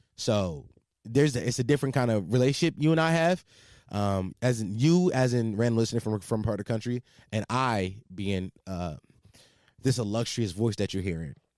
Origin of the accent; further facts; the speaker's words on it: Philadelphia, Pennsylvania, United States; I'm from Philadelphia, for all you that, the, for people that might not knew that, I'm from Philadelphia